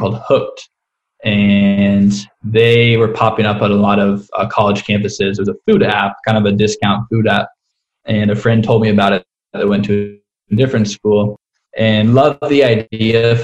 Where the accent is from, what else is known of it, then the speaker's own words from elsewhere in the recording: Kansas City, Kansas, United States; moved away as an adult; also born or lived in Oxford, Mississippi; now in Denver, United States; I was born and raised in Kansas City, a nice suburb kind of outside the city on the Kansas side